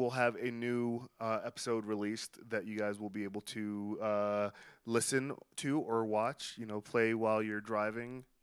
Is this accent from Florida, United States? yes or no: yes; Palm Coast, Florida, United States; I'm from Palm Coast. I lived in Brooklyn for that long.